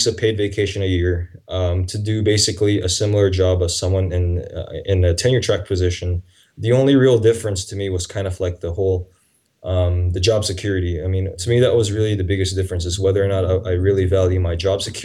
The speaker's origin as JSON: {"language": "English", "country": "Taiwan", "also_born_or_lived": "Nashville, Tennessee, United States", "moved": "yes", "lives_now": "Lausanne, Switzerland", "said": "I'm actually from Taiwan."}